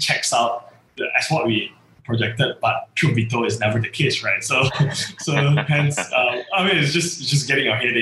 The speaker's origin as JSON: {"language": "English", "town": "Seri Manjung", "region": "Perak", "country": "Malaysia", "tie": "born or raised there", "said": "Setiawan, my hometown"}